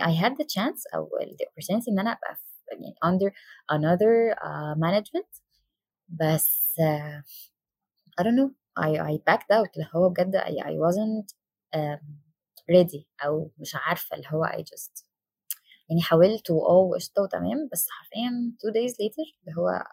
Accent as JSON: {"language": "Arabic", "town": "Damanhur", "region": "Beheira", "country": "Egypt", "said": "انا من دمنهور"}